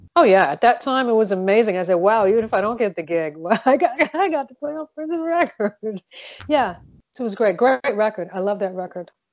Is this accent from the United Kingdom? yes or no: no; Montreal, Quebec, Canada; now in Southern California, United States; I grew up in Montreal, Quebec.